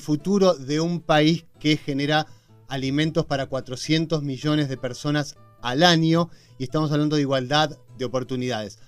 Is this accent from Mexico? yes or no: no; Argentina; Somos solidarios los argentinos